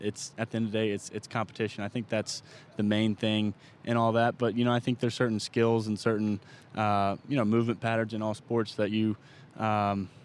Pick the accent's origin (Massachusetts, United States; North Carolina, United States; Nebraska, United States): North Carolina, United States; Charlotte; growing up in Charlotte